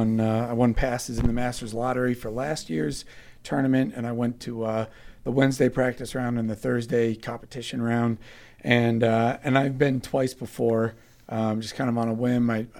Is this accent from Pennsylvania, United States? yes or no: yes; Pittsburgh, Pennsylvania, United States; I was born in Pittsburgh